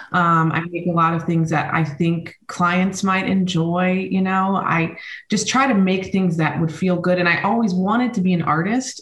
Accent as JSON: {"language": "English", "country": "United States", "tie": "born or raised there", "also_born_or_lived": "Spain", "said": "I spent most of my time growing up in the United States"}